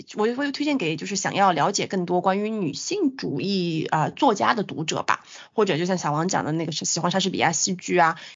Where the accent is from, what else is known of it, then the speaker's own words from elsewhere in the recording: China; 我们中国人